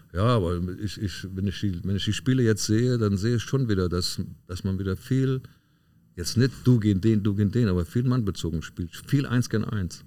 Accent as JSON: {"language": "German", "region": "Westerwald", "country": "Germany", "tie": "born or raised there", "also_born_or_lived": "Leverkusen", "moved": "yes", "said": "Ich bin dann in meine Heimat, da äh, Westerwald, noch gegangen"}